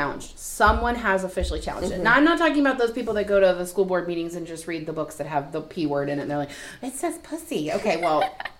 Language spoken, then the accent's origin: English; Virginia, United States; because I'm from Virginia and I belong to Virginia Library Association.